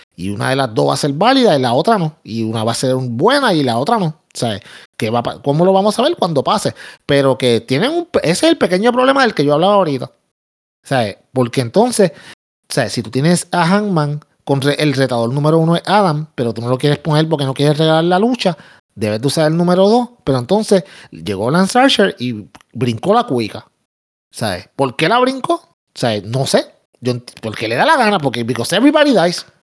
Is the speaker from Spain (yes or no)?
no; Puerto Rico